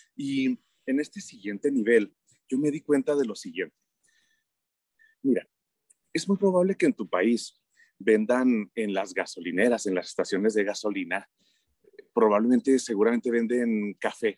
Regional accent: Mexico; en mi país todo mundo cree que como México no hay dos

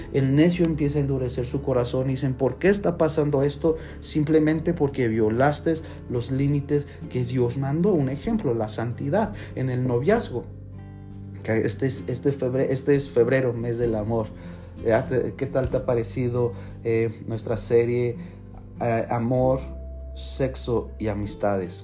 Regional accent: Mexico; Los que somos de México

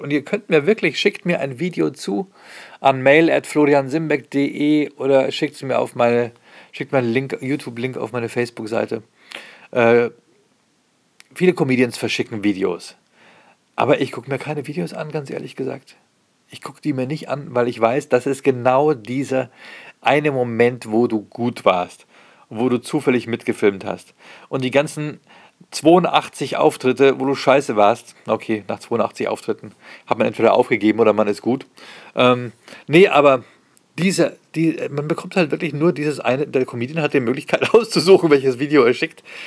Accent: Pfaffenhofen an der Ilm, Bavaria, Germany; auf der Pfaffenhofener Messe sein, in meinem Heimatort

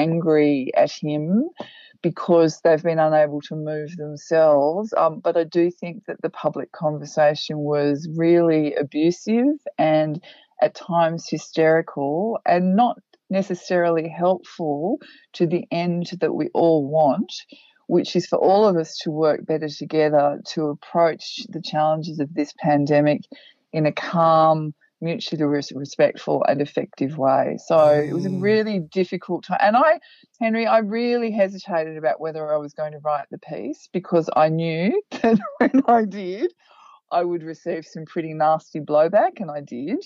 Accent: Australia; I was born in Australia

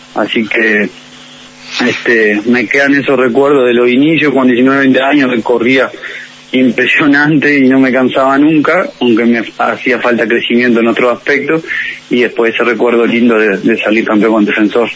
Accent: Maldonado, Uruguay; also born or lived in Mexico; now in Montevideo, Uruguay; yo soy de Maldonado

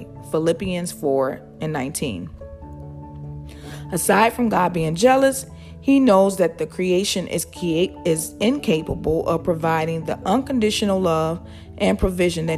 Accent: outside of Chicago, Illinois, United States; Growing up outside of Chicago

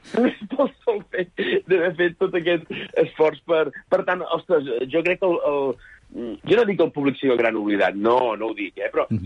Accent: Sant Feliu de Buixalleu, Catalonia, Spain; Soc de Sant Feliu de Buixalleu, un poblet molt petit de 700 habitants, comarca de la Selva i província de Girona

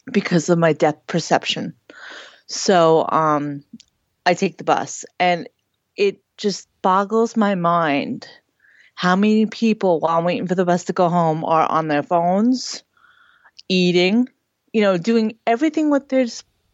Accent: Sayville, New York, United States; So I'm from New York. Technically, it's a town called Sayville

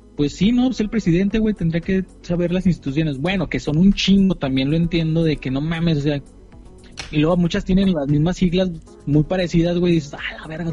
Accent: Mexico; los mexicanos no somos así

